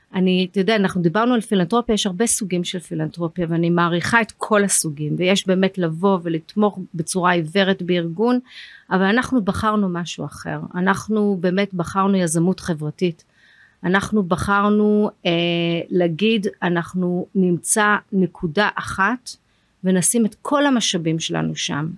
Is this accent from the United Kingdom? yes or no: yes; London, United Kingdom; now in Israel; אני למדתי בלונדון, אני גדלתי באנגליה, עברנו לשם